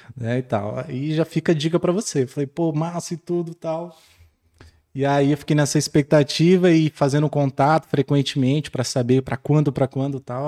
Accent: São Paulo, Brazil; moved away as an adult; now in Barreiras, Brazil; Sou, sou de São Paulo, estou em Barreiras há cinco anos

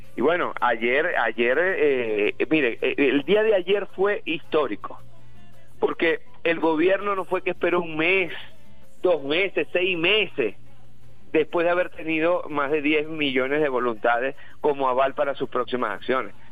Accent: Venezuela; como venezolanos

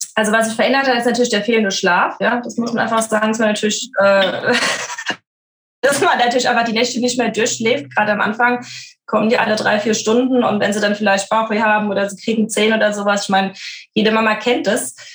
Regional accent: Frankfurt, Hesse, Germany; ich bin so ein typisches Frankfurter Mädchen, bin ja geboren in Frankfurt, bin auch aufgewachsen

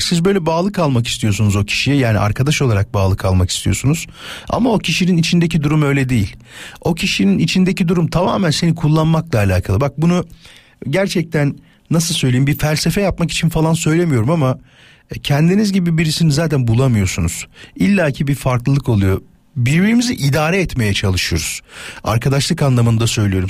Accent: İzmit, Kocaeli, Turkey; now in Istanbul, Turkey; memleketim olan İzmit'ten

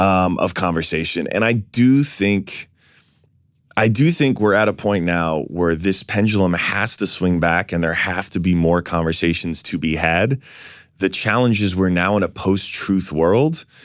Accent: New York City, New York, United States; I was born in Fort Greene

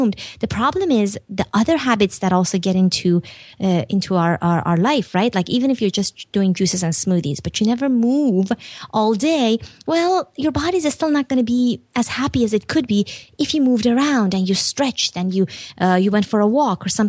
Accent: Iran; moved away; also born or lived in Turkey; I grew up in Iran and then Turkey

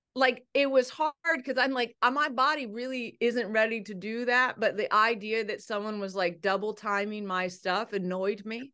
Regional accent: Ohio, United States; I grew up in Ohio. I went to Ohio State

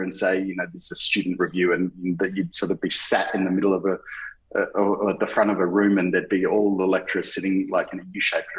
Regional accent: Melbourne, Victoria, Australia; I'm from Melbourne, born and bred, still live here in Melbourne

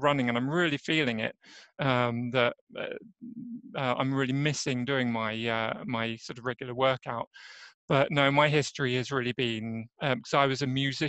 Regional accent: England, United Kingdom; moved away as an adult; now in Örebro, Sweden; as you might hear from my accent, I'm actually an Englishman, so I'm not native Swede. My story around that is just that I'm from England

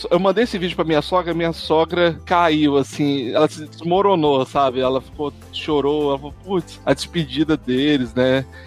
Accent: Espírito Santo, Brazil; Eu não, sou do Espírito Santo.

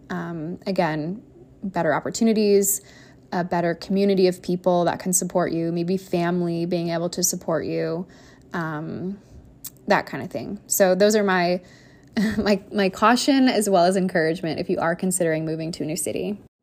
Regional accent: Iowa, United States; moved away as an adult; now in New York City, United States; grew up in a fairly small town in Iowa

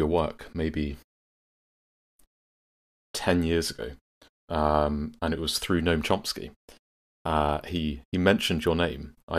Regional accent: United Kingdom; being British

